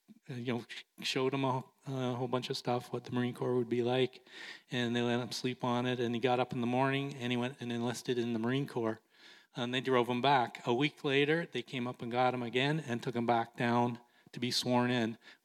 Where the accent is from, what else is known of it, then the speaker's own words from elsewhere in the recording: Canada; he was a little disappointed and a little upset with me for being Canadian.